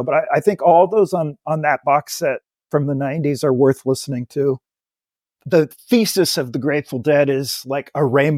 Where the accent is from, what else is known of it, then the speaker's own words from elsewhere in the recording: Menlo Park, California, United States; I grew up in Menlo Park, California